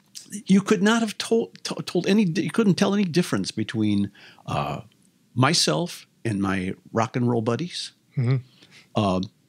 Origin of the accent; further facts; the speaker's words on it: St. Louis, Missouri, United States; I grew up in St. Louis.